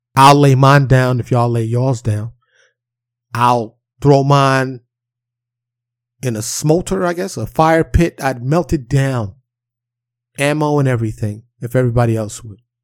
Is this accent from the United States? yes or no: yes; New York City, New York, United States; Growing up in Harlem and the South Bronx in New York City